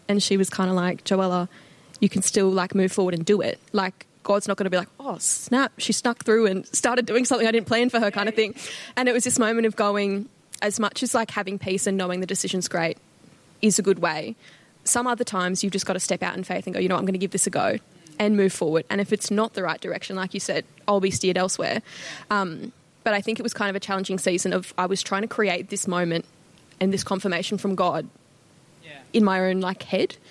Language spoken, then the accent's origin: English; Gold Coast, Queensland, Australia; moved away as an adult; now in Toowoomba, Australia; I was born and raised in the Gold Coast, lived there my whole life